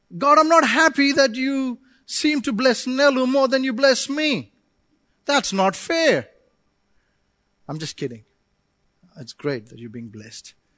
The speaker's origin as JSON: {"language": "English", "country": "India", "moved": "yes", "said": "I come from India"}